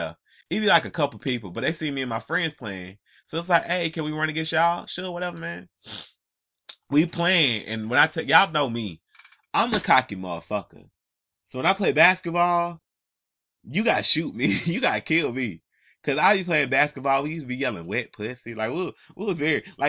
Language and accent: English; Atlanta, Georgia, United States; I'm from Atlanta